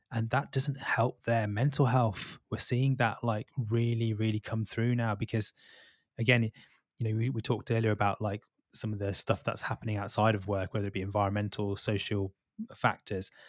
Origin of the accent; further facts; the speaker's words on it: Birmingham, West Midlands, United Kingdom; moved away; also born or lived in London; I'm from Birmingham originally